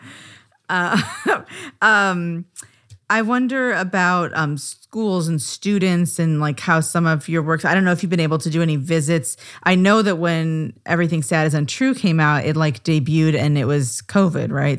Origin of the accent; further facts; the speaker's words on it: Des Moines, Iowa, United States; Des Moines, Iowa, my hometown